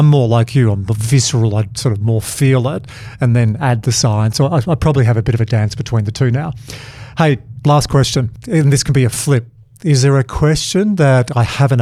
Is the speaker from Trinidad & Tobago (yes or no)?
no; Dubbo, New South Wales, Australia; I'm from Dubbo